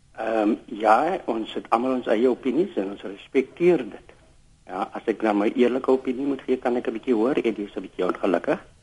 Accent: South Africa; also born or lived in Kimberley; ons as Suid-Afrikaners

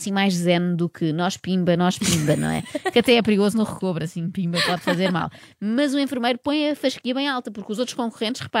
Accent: Azores, Portugal; also born or lived in Ukraine; uh, eu nasci na Ucrânia, eu cresci nos Açores, estudei em Barcelos e em Viena

